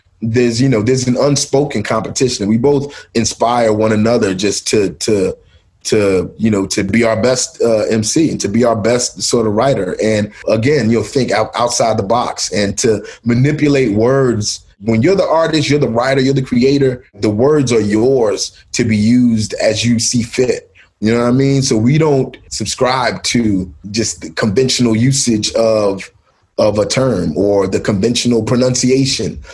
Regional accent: Philadelphia, Pennsylvania, United States; I was born in Mount Airy. And, I moved to South Philly when I was, eight or nine years old.

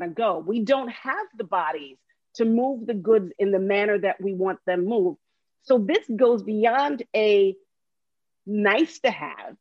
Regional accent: Long Island, New York, United States; moved away; also born or lived in New Jersey; I lived in New Jersey for 20-something years. I was born and raised in Long Island

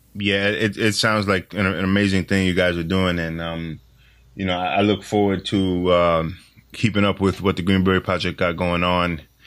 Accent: New York City, New York, United States; I'm born and raised in New York City

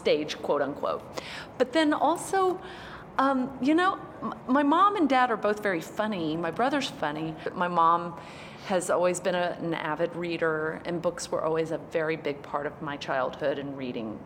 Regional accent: Montgomery, Texas, United States; accent: twang; moved away as an adult; also born or lived in Oklahoma / Dallas-Fort Worth, Texas / Akron, Ohio / Columbus, Ohio; now in New York, United States; raised in South Texas in a teeny tiny town called Montgomery, which is north of Houston.

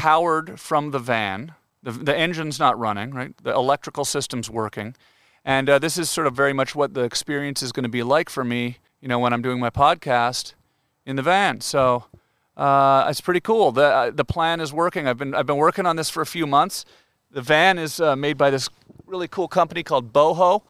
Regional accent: Canada; I'm Canadian. We say washroom

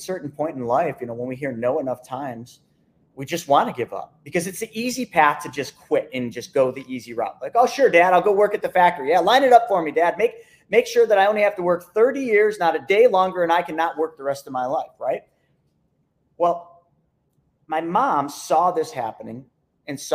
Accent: Lockport, New York, United States; I just grew up in a small little town named Lockport, New York

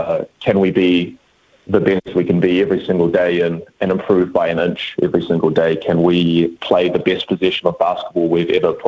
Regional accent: Auckland, New Zealand; born and raised in Auckland

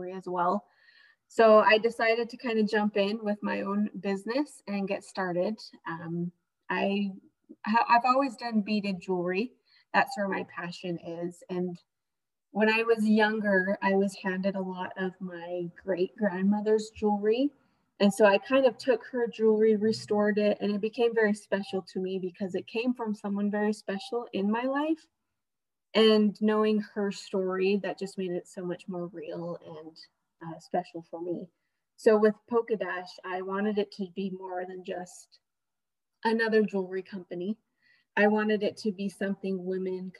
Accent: Utah, United States; I am from Utah. I have lived most of my life in Utah.

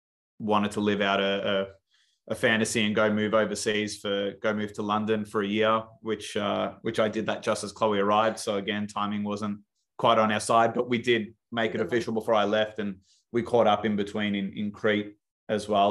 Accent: Melbourne, Victoria, Australia; I grew up in Melbourne in Australia.

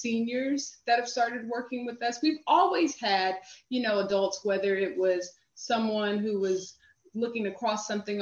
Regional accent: Houston, Texas, United States; also born or lived in New York City; now in Washington, D.C., United States; I'm originally from Houston

